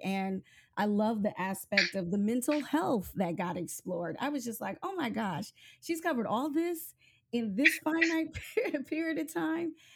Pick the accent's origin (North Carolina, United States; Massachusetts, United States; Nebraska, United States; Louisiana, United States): Nebraska, United States; moved away; I'm originally from Nebraska